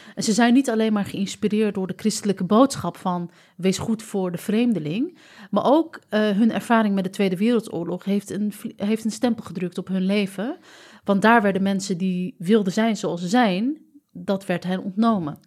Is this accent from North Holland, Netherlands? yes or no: yes; Amsterdam, North Holland, Netherlands; ons als Amsterdammers